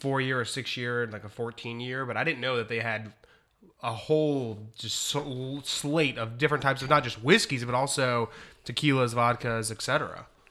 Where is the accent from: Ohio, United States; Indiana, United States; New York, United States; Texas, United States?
Ohio, United States; I'm from Ohio